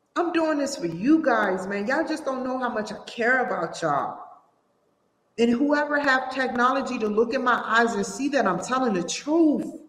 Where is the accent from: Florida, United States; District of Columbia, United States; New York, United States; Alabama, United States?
District of Columbia, United States; Washington; I'm from Washington D.C.